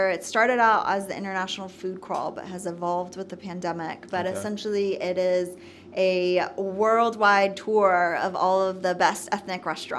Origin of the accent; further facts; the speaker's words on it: Nashville, Tennessee, United States; born there; I was born in Nashville. Right. So by definition, I am an American.